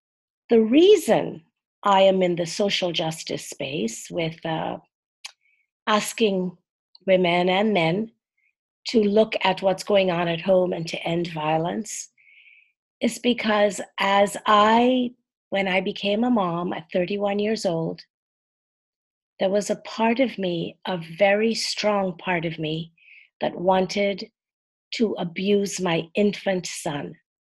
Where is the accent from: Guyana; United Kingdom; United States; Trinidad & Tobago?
Trinidad & Tobago; moved away as an adult; I was born and grew up in Trinidad and Tobago in the West Indies. It's a country made up of two islands, right off the coast of Venezuela.